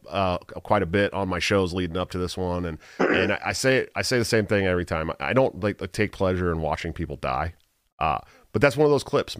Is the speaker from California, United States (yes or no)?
yes; the Bay Area, California, United States; I grew up in the Bay